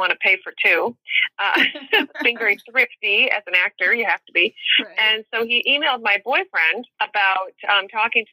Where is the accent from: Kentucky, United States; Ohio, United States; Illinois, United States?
Illinois, United States; Chicago; moved away as an adult; also born or lived in New York; I am from Chicago